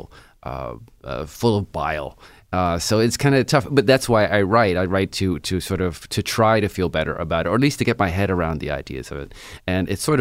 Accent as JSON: {"language": "English", "town": "New York City", "region": "New York", "country": "United States", "tie": "born or raised there", "said": "I was born and raised in Williamsburg, Brooklyn"}